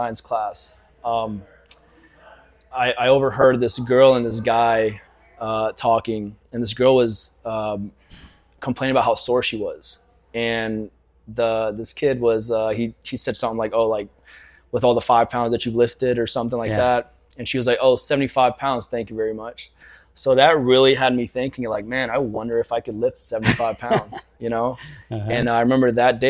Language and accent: English; Jacksonville, Florida, United States; also born or lived in Albania; growing up here